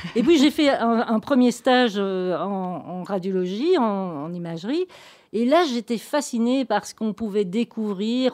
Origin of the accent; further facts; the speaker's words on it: Gaume, extreme south of Belgium, Wallonia, Belgium; moved away as an adult; je suis une provinciale, une gomaise, j'insiste, donc pas une ardennaise. Je viens de l'extrême sud de la Belgique.